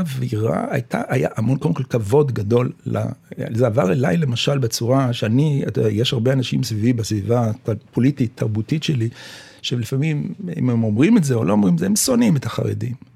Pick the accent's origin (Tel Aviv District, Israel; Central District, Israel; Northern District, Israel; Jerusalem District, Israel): Jerusalem District, Israel; Jerusalem; אני גרתי בירושלים, נולדתי בירושלים, אה, סמוך בשכונת, אה, שהיום נקראת שכונת הבוכרים